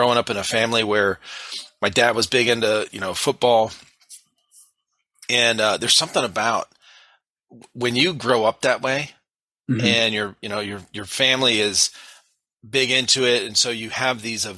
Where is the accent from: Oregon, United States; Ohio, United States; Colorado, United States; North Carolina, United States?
Ohio, United States; Cuyahoga Falls; now in South Carolina, United States; In the Cleveland area, yeah. It's a town called Cuyahoga Falls.